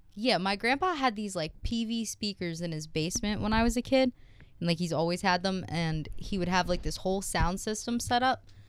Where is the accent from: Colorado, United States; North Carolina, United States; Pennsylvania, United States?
Pennsylvania, United States; Horsham; I'm from Horsham, Pennsylvania